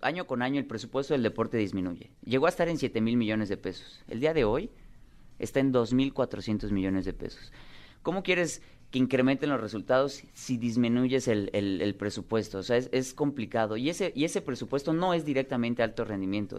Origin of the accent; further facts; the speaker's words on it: Mérida, Yucatán, Mexico; en Mérida, en Yucatán, que es mi tierra